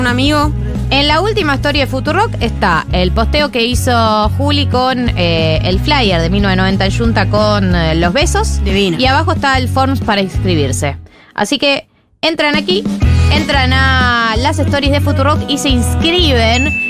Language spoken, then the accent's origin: Spanish; Buenos Aires, Argentina; gente porteña, como nosotros, Martillo y yo